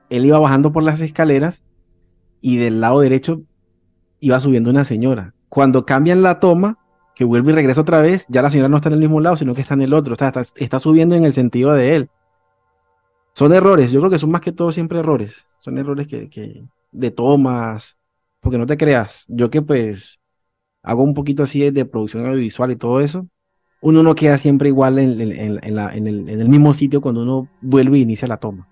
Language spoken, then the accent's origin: Spanish; Venezuela; cuando en Venezuela pues éramos millonarios y no lo sabíamos